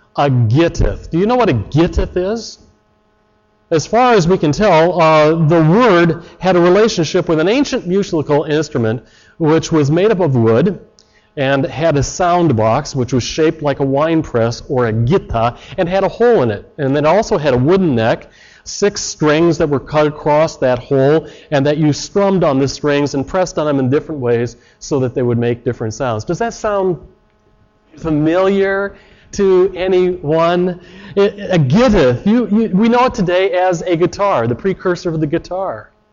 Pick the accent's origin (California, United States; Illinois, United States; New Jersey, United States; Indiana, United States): Illinois, United States; Chicago; moved away as an adult; now in Canada; I come from Chicago, and you got to put words in quickly